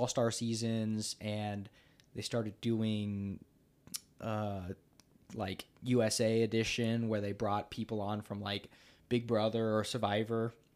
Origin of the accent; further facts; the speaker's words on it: United States; I am from America